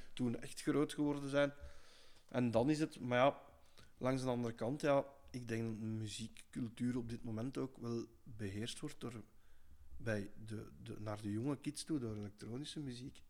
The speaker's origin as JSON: {"language": "Dutch", "country": "Belgium", "said": "we zijn al als Belg"}